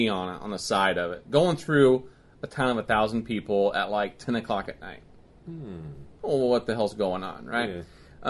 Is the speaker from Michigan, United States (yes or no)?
no; La Harpe, Illinois, United States; I grew up around La Harpe and Fred Gibb country and ZL1 and everything.